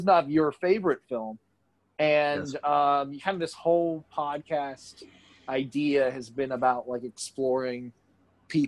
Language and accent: English; Calhoun, Georgia, United States; also born or lived in Dalton, Georgia; I grew up in Calhoun for a while. Like, that's where I spent all my high school years and middle school years